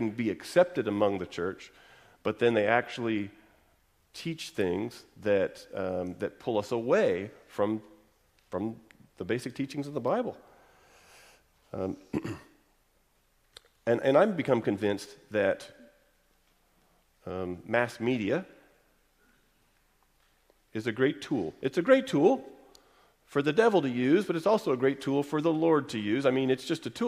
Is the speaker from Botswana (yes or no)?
no; Texas, United States; I'm from Texas